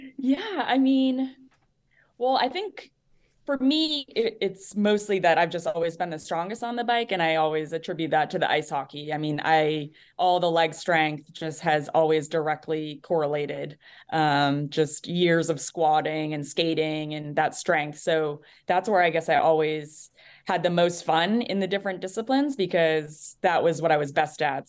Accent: New Hampshire, United States; moved away; I'm from New Hampshire originally, so East Coast

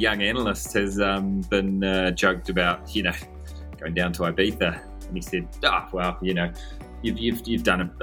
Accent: Bay of Islands, Northland, New Zealand; also born or lived in United Kingdom / Europe; now in Auckland, New Zealand; Born and bred in New Zealand from up in the sunny top of New Zealand, the place called the Bay of Islands. Grew up up there

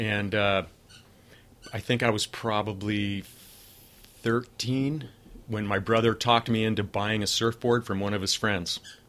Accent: Los Angeles, California, United States; I was born in Van Nuys, California, and lived there for 11 years.

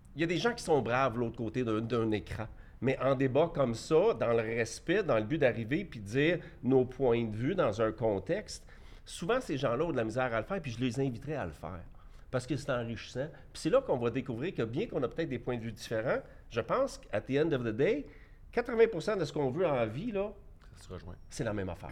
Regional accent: Quebec, Canada; je suis un Québécois, puis je suis un Canadien, puis je suis tout en même temps

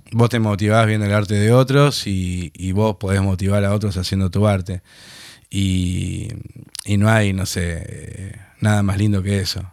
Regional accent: Buenos Aires, Argentina; also born or lived in Tucumán; Pero nos criamos acá

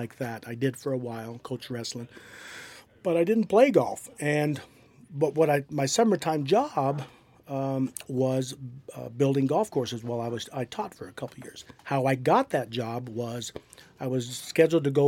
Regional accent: Pueblo, Colorado, United States; Grew up in Bessemer.

